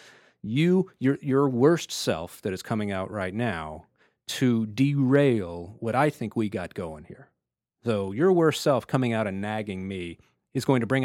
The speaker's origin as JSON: {"language": "English", "region": "Texas", "country": "United States", "tie": "born or raised there", "said": "I grew up in Texas."}